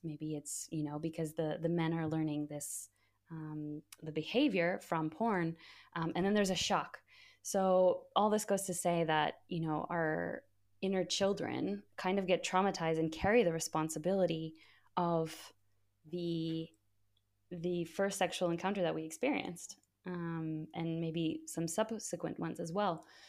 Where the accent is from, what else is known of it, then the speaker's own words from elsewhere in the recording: United States; growing up in the States